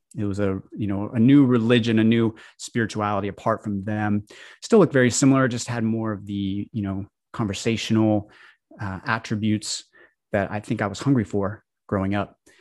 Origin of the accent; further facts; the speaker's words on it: Colorado, United States; I grew up in the Baptist church in Colorado